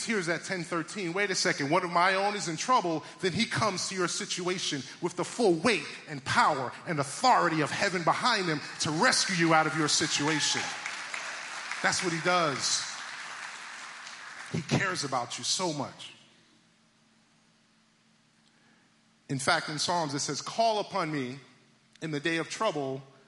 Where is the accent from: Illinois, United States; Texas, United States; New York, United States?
New York, United States; New York City; moved away; I'm originally from Brooklyn, New York